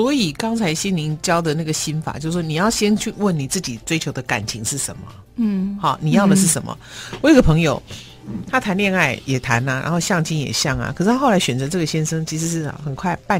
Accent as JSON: {"language": "Chinese", "region": "Shandong", "country": "China", "said": "我们山东话叫七大姑八大姨"}